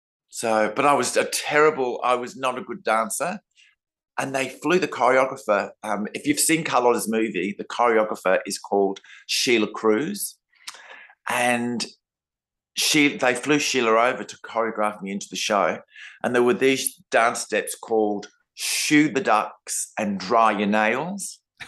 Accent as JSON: {"language": "English", "town": "Adelaide", "region": "South Australia", "country": "Australia", "said": "I'm from Adelaide"}